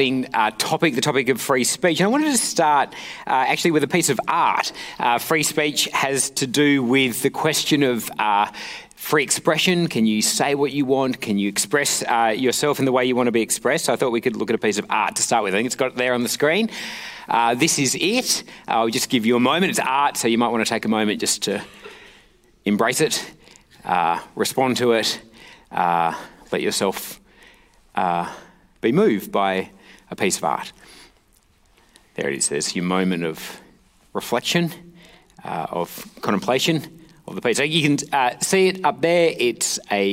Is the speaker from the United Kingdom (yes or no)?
no; Perth, Western Australia, Australia; I'm from Perth.